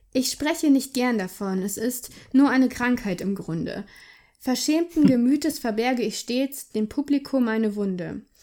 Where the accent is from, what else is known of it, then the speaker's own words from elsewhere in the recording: Hamburg, Germany; Ich bin in Hamburg aufgewachsen